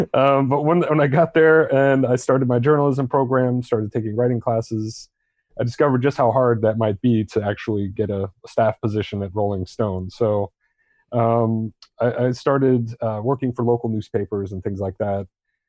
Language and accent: English; Torrejón de Ardoz, Community of Madrid, Spain; born there; also born or lived in Germany / Utah / Florida; I was born in Torrejon Air Force Base, which is now closed, in just outside of Madrid, Spain. My father was in the Air Force. My mom is from Spain.